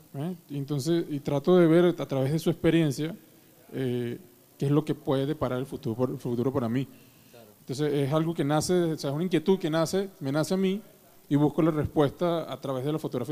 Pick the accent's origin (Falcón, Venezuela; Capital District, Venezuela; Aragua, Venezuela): Capital District, Venezuela; Caracas; moved away as an adult; now in Mexico City, Mexico; yo crecí toda mi vida en Caracas